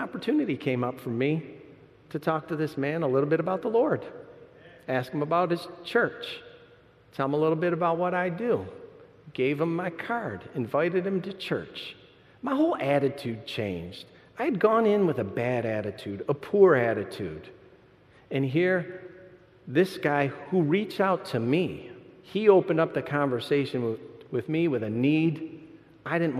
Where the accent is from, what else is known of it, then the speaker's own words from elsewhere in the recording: Michigan, United States; I'm from Michigan, too